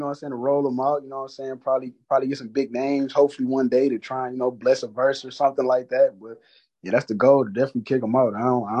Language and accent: English; Detroit, Michigan, United States; And I'm coming from Detroit, you know what I'm saying?